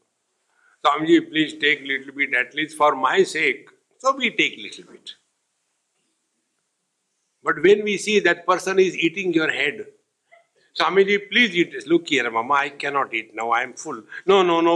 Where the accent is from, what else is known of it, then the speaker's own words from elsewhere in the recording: India; I am Indian